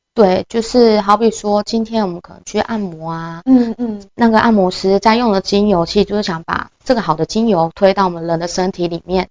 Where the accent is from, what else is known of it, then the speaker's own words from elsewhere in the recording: Taitung County, Taiwan; moved away; 希望把它带回就是我的家乡台东这样